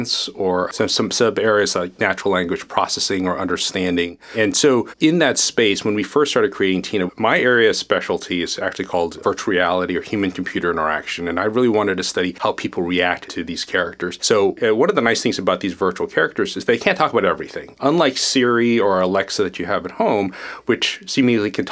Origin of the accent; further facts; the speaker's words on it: Tulsa, Oklahoma, United States; moved away; also born or lived in Kuala Lumpur, Malaysia / Jakarta, Indonesia / Chapel Hill, North Carolina; I moved to the U.S. when I was 5, for example. So I grew up in Tulsa, Oklahoma